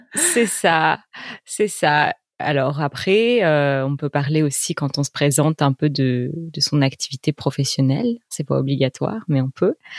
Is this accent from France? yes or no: yes; Bordeaux, Nouvelle-Aquitaine, France; moved away as an adult; now in Paris, France; je ne suis pas parisienne d'origine parce que j'ai grandi à Bordeaux, dans le sud-ouest de la France